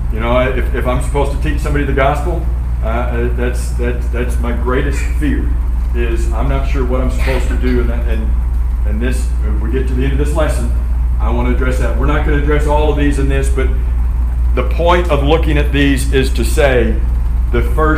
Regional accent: Florida, United States; I'm from Florida

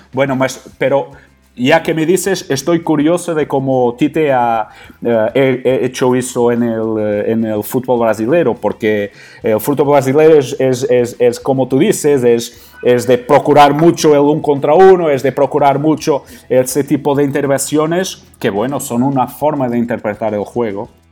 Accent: Portugal; Spanish is a second language; also born or lived in Qatar; soy un entrenador portugués

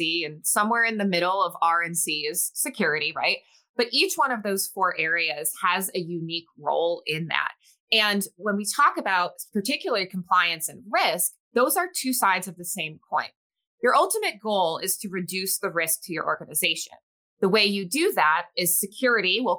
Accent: New England, United States; moved away as an adult; also born or lived in Boston; now in Arizona, United States; I grew up in the New England area and actually went to college in Boston and then made the cross-country leap over to Arizona about 15 years ago.

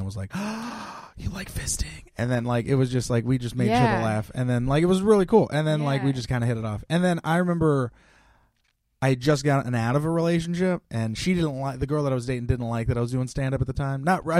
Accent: Bay Area, California, United States; Born and raised in the Bay Area.

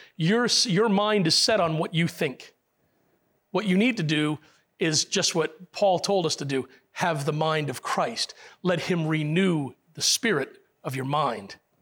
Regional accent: Puerto Rico; I was born in Puerto Rico, but I'm still English.

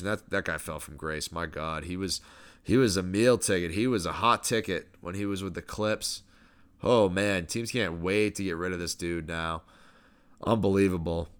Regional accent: Newmarket, New Hampshire, United States; moved away; small town American life, Newmarket, New Hampshire

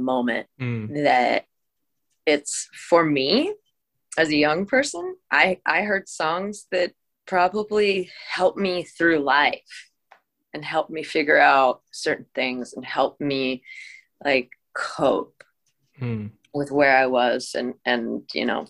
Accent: Washington, United States; I grew up in Washington State, so I did have like that huge grunge influence

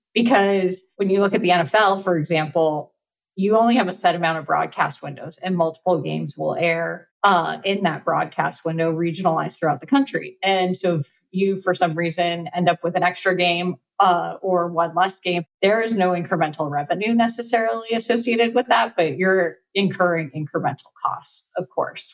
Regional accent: Los Angeles, California, United States; I'm born and raised in Los Angeles

